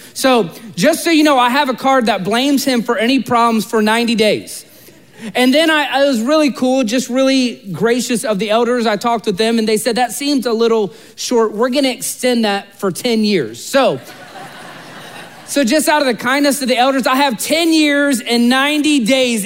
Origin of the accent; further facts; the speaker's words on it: Central Florida, United States; I'm from Central Florida